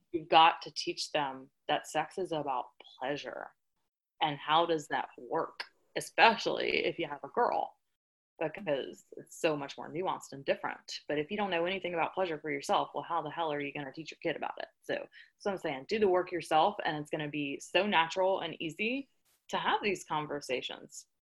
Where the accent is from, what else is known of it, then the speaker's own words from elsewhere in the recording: the South, United States; I'm from the South